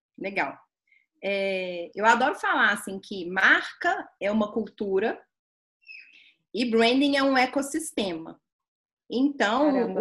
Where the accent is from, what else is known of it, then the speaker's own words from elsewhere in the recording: Belo Horizonte, Minas Gerais, Brazil; eu sou mineira de Belo Horizonte